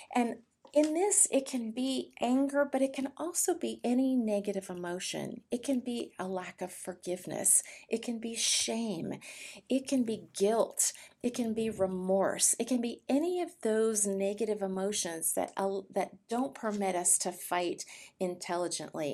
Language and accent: English; California, United States; now in Austin, United States; I was born in California, um, to a very wonderful, loving family